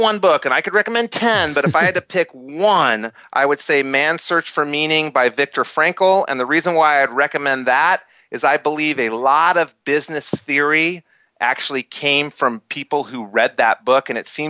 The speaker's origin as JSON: {"language": "English", "town": "Albuquerque", "region": "New Mexico", "country": "United States", "tie": "born or raised there", "said": "I grew up in Albuquerque, New Mexico, which isn't a mecca for entrepreneurship, in an era that didn't pump entrepreneurship through the media."}